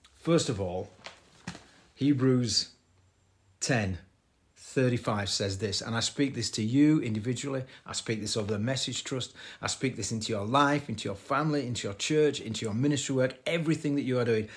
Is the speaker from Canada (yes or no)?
no; Bradford, Yorkshire and the Humber, United Kingdom; my hometown of Bradford